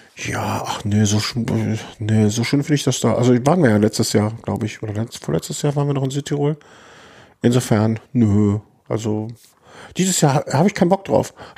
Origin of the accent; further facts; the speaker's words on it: Düsseldorf, North Rhine-Westphalia, Germany; now in Cologne, Germany; Als geborener Düsseldorfer